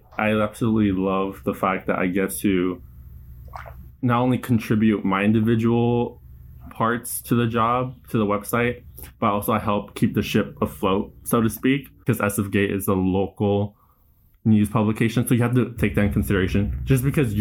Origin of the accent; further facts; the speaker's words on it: San Leandro, California, United States; I grew up in San Leandro, California, which is right next to Oakland in the East Bay